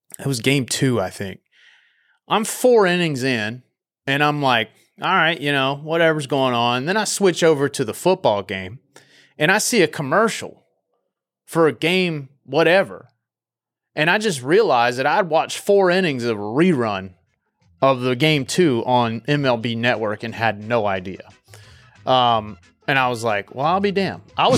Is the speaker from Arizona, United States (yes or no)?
no; North Carolina, United States; Growing up in North Carolina, man, pretty much everybody's a Braves fan.